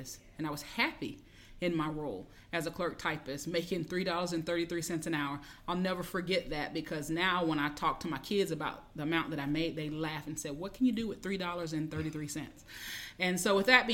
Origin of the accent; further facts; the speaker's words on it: Pensacola, Florida, United States; I'm from Pensacola, Florida